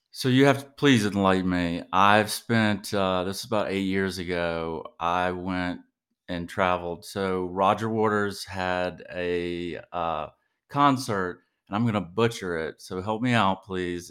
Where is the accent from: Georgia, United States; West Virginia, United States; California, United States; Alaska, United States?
Georgia, United States; Savannah; now in Texas, United States; I'm originally from Savannah, Georgia